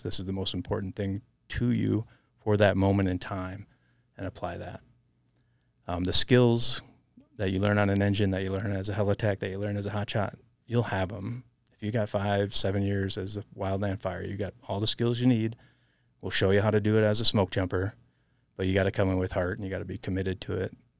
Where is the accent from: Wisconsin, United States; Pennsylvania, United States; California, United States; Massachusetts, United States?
Wisconsin, United States; southern; moved away as an adult; also born or lived in Montana; growing up in Wisconsin